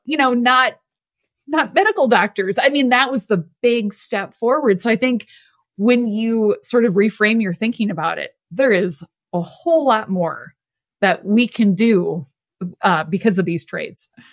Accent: Midwest, United States; born or raised there

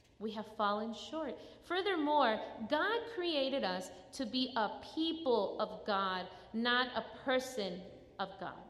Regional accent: Chicago, Illinois, United States; now in North Carolina, United States; I grew up in Chicago.

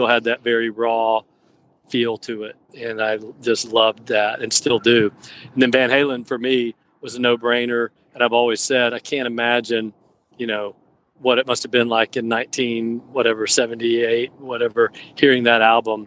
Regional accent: Athens, Georgia, United States; growing up in Georgia, growing up, you know, around Athens, going to UGA

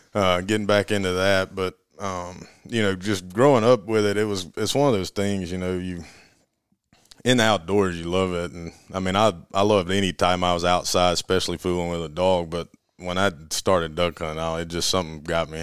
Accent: Auburn, Alabama, United States; Born and raised in Auburn, Alabama, and went to college in Auburn.

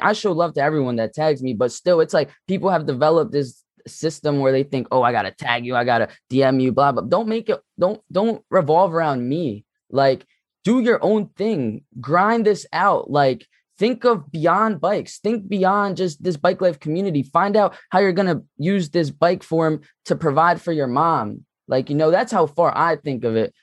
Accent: Philadelphia, Pennsylvania, United States; I'm from Philly

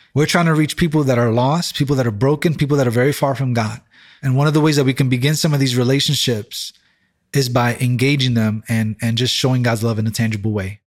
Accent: New York City, New York, United States; first language English; I'm from this community

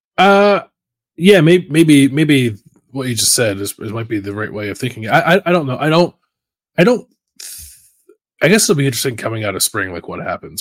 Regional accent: Philadelphia, Pennsylvania, United States; moved away as an adult; now in Columbus, United States; growing up in Philadelphia, like there are different neighborhoods

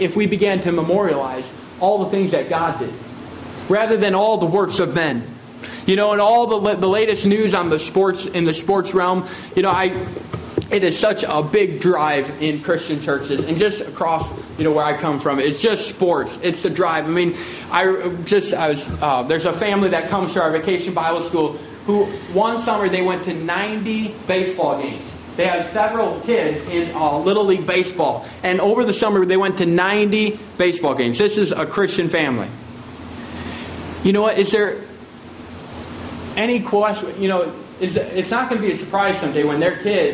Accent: United States; moved away; I come from the United States

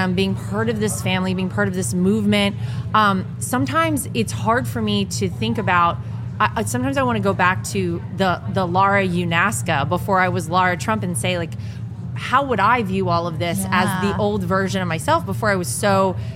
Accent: North Carolina, United States; moved away; my home state of North Carolina

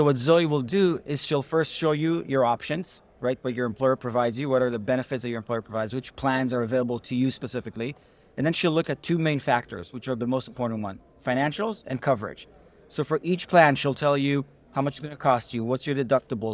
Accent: Israel; moved away as an adult; also born or lived in New Haven; now in United States; I'm originally from Israel, grew up there, the youngest of four brothers

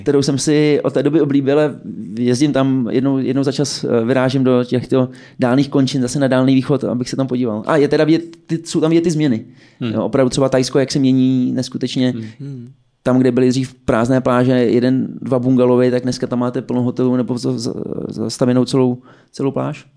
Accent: Czechia; My jako Češi

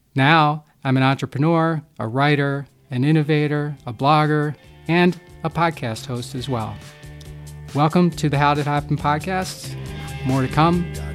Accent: Havertown, Pennsylvania, United States; moved away as an adult; now in Milwaukee, United States; I was born and raised in Havertown, Pennsylvania, which is a small working class suburb of Philadelphia

